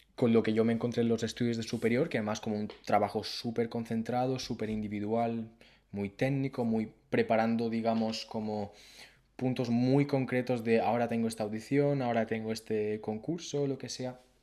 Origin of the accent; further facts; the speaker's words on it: Mallorca, Balearic Islands, Spain; yo soy de, yo soy de Mallorca, de un pueblo y empecé, pues hice mis estudios